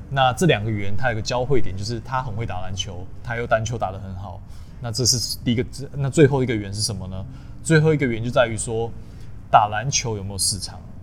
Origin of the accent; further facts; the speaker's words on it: Tainan, southern Taiwan, Taiwan; 我是南部小孩，那我从小就是在，呃，南部长大，然后我是，呃，私立中学，长荣中学，然后后来去念台南一中